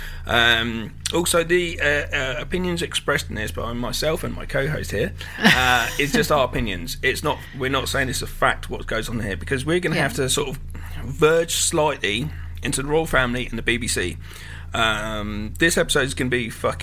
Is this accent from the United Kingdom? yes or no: yes; England, United Kingdom; growing up in England